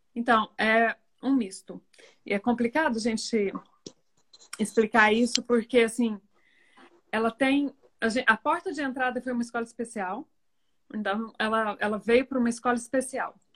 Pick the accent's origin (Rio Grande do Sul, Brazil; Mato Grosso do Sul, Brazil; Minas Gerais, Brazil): Minas Gerais, Brazil; moved away as an adult; also born or lived in Rio de Janeiro / Porto Alegre; eu sou de Minas Gerais, nós voltamos para Minas Gerais